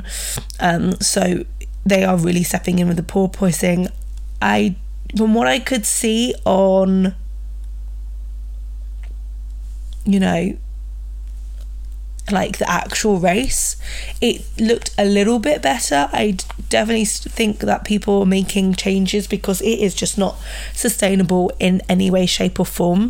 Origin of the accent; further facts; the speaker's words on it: United Kingdom; I'm British